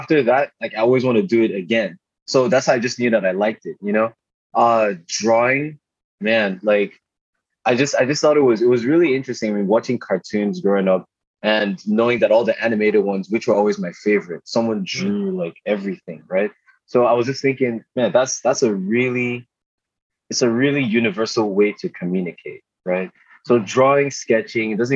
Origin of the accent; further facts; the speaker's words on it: Port Harcourt, Rivers State, Nigeria; moved away; I grew up in Port Harcourt in Rivers State, Nigeria.